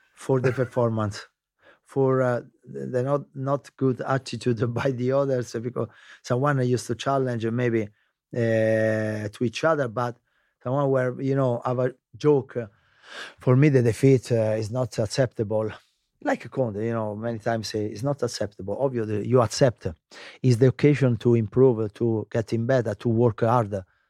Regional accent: Lazio, Italy; English is a second language; moved away as an adult; also born or lived in England; Lazio, I was born in Lazio

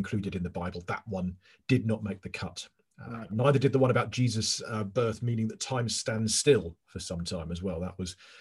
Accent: England, United Kingdom; I'm English

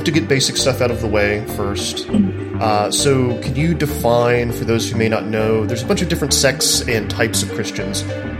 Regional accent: Dallas, Texas, United States; I'm from Dallas, where there are a lot of mega churches, and there's a lot of political power behind like the evangelical churches there.

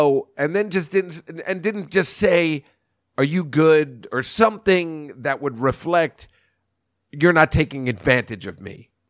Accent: New Jersey, United States; And he's from my hometown of New Jersey.

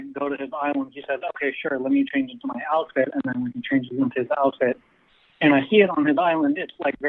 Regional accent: Bay Area, California, United States; I'm from the Bay Area.

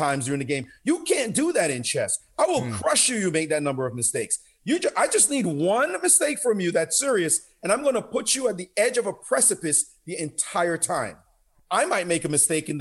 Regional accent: Kingston, Jamaica; moved away; also born or lived in Brownsville, Brooklyn, New York, United States; growing up in Jamaica, the kind of crazy life we grew up in, the violent setting

